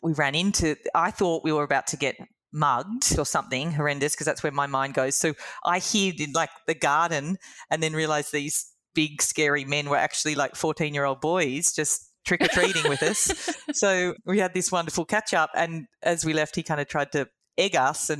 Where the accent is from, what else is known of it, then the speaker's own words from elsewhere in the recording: Sydney, New South Wales, Australia; moved away as an adult; also born or lived in London / Chile; I grew up in Sydney